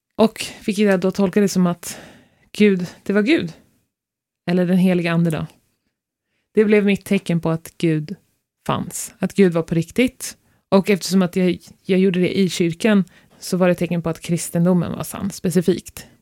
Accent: Stockholm, Stockholm County, Sweden; moved away as an adult; now in Norway; vi är båda uppvuxna i Stockholm

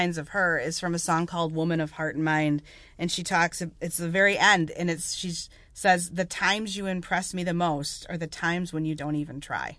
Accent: Rochester, New York, United States; we're from Rochester.

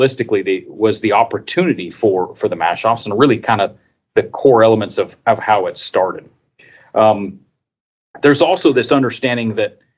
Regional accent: Colorado, United States; I grew up in Colorado, actually. I grew up on a small seed stock operation.

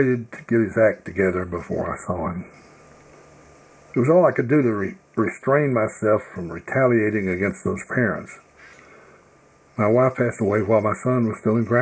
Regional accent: the Bible Belt of the South, United States; I grew up in the Bible Belt of the South as a privileged white boy

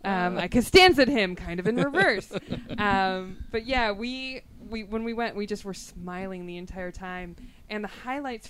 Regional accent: Los Angeles, California, United States; I grew up in North Hollywood

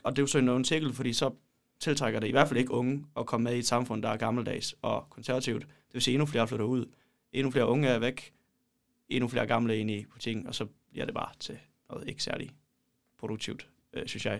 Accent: Poland; now in Denmark; jeg kommer fra Polen

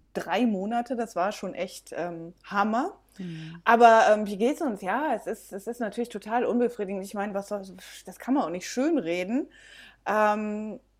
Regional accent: Belgium; also born or lived in Germany; now in Mojácar, Spain; Ich bin in Deutschland geboren, in Belgien aufgewachsen, bin dann ein bisschen durch Europa gereist

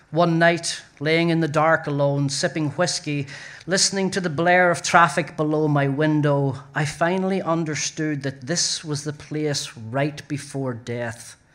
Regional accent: Northern Ireland, United Kingdom; now in New York, United States; I am an Irish writer in New York.

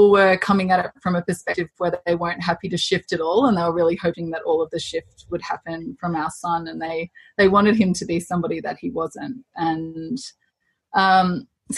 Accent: Australia; moved away as an adult; also born or lived in Zambia / Chile; now in Toronto, Canada; we're Australian. But we have lived quite a nomadic life since we've had children. So we left Australia when our eldest was 12 weeks old

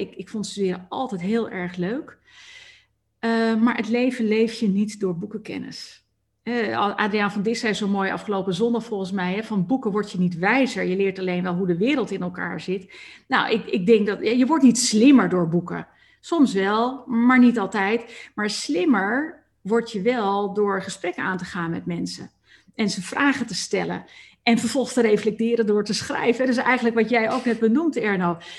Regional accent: Amsterdam, North Holland, Netherlands; moved away; ik kom nou notabene uit Amsterdam oorsprong, daar ben ik opgegroeid

